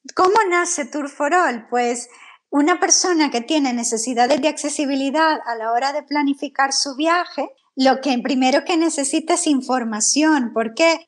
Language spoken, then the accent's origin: Spanish; El Salvador; moved away as an adult; now in Spain; yo soy del Salvador